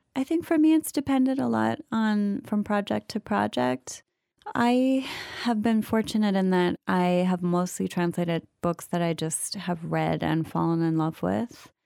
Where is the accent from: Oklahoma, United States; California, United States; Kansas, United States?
Oklahoma, United States; I grew up in Oklahoma